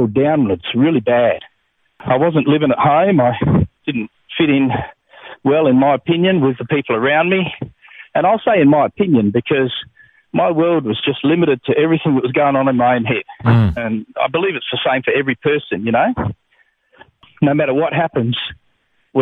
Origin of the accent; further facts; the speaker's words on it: Adelaide Hills, South Australia, Australia; I grew up in the Adelaide Hills in South Australia.